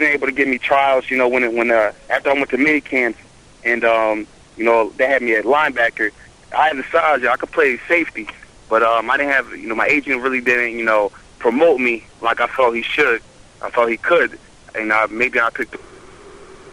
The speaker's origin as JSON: {"language": "English", "region": "New Jersey", "country": "United States", "tie": "born or raised there"}